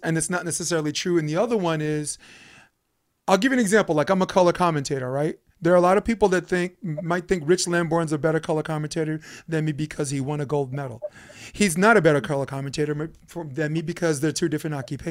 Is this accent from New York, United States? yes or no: yes; New York City, New York, United States; now in Hermosa Beach, United States; I'm from New York